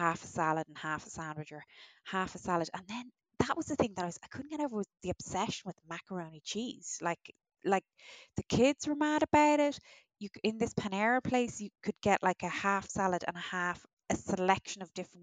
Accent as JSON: {"language": "English", "country": "Ireland", "said": "as an Irish person"}